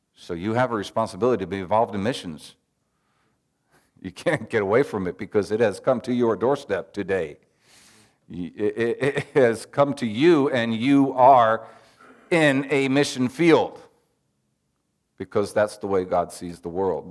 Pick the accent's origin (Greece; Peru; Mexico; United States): Peru; I'm serving the Lord in my home country 'cause I was born in Peru and I'm Peruvian